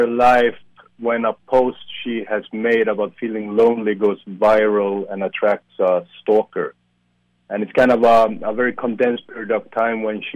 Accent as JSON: {"language": "English", "country": "Sweden", "moved": "yes", "lives_now": "Warsaw, Poland", "said": "I'm from Sweden originally"}